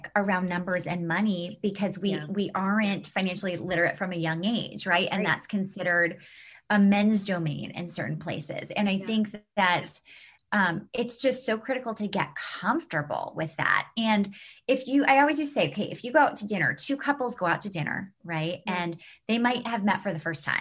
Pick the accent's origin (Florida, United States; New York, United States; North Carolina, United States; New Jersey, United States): New York, United States; New York City; we grew up in New York City